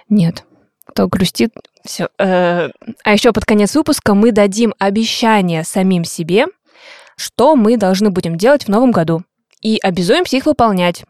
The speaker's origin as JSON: {"language": "Russian", "region": "Buryatia", "country": "Russia", "tie": "born or raised there", "moved": "yes", "lives_now": "Saint Petersburg, Russia", "said": "я родилась в Бурятии, мои родители живут там, я вот под конец декабря обычно, двадцать пятого, двадцать шестого числа уезжаю домой"}